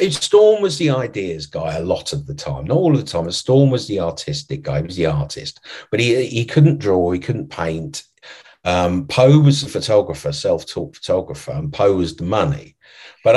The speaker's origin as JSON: {"language": "English", "region": "London", "country": "United Kingdom", "tie": "born or raised there", "said": "I grew up in London"}